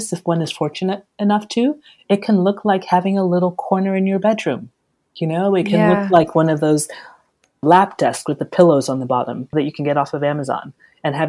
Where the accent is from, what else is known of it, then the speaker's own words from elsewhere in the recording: Nigeria; I'm Nigerian